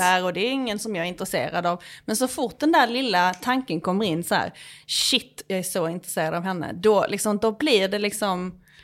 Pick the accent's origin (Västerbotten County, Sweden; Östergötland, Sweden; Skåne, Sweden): Skåne, Sweden; moved away as an adult; now in Stockholm, Sweden; Som skåning